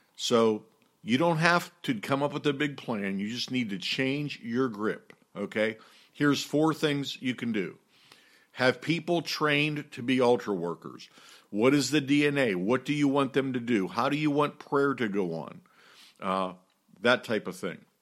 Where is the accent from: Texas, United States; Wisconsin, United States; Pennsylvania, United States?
Pennsylvania, United States; Pittsburgh; moved away; I'm from Pittsburgh originally, and I grew up with Roberto Clemente as my hero.